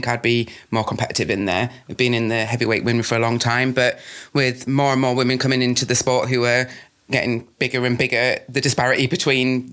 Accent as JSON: {"language": "English", "region": "Yorkshire and the Humber", "country": "United Kingdom", "said": "I'm from Yorkshire."}